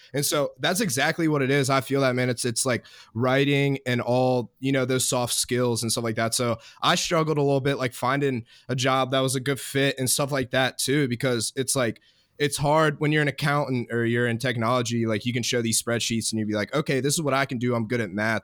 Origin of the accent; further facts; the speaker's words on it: Virginia Beach, Virginia, United States; also born or lived in New Jersey; I'm from Virginia Beach, East, New Jersey, East Coast growing up